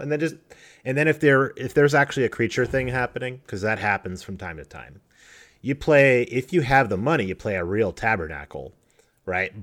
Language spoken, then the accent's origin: English; Colorado, United States; moved away; I grew up in Colorado in the middle of the mountains.